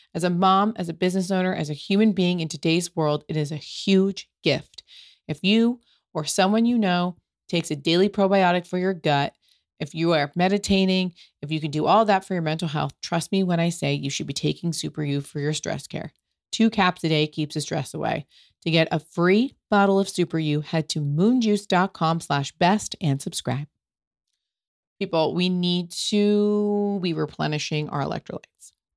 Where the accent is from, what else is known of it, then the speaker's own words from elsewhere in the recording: United States; I'm American and I've come to Italy many times as an American.